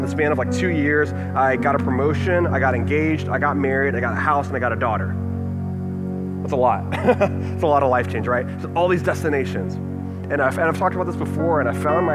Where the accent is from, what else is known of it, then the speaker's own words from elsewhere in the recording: Texas, United States; moved away; also born or lived in Dallas, Texas; I'm from Texas.